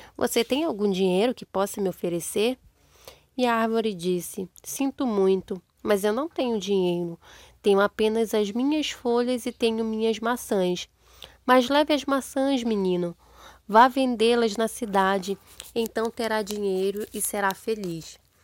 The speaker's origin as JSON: {"language": "Portuguese", "region": "Amazonas", "country": "Brazil", "said": "Meu próprio sobrinho é louco por maçã e uva e não é uma fruta daqui da nossa região"}